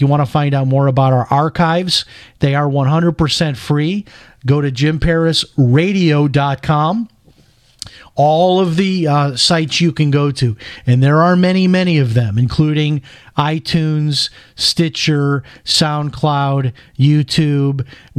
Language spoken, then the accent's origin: English; Chicago, Illinois, United States; I grew up in Chicago, so you can imagine, and they were on even worse things than that.